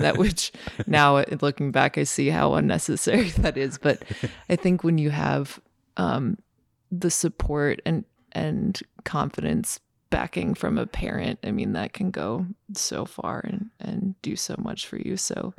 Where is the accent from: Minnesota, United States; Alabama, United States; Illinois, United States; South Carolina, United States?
Minnesota, United States; Like I remember I did a summer at Parsons when I was 15, and that for a Minnesota girl who h